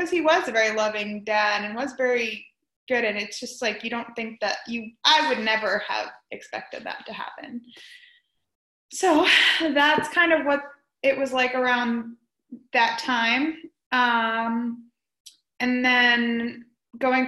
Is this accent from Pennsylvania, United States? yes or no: no; Florida, United States; also born or lived in New York; We moved down to Florida from New York